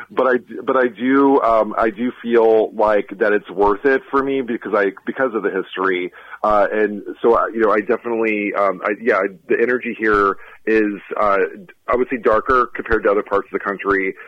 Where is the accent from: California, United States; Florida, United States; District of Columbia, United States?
Florida, United States; moved away as an adult; also born or lived in Boston; I'm originally from Florida